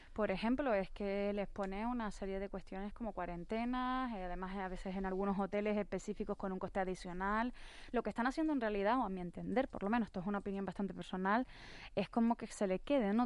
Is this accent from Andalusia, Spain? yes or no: no; Canary Islands, Spain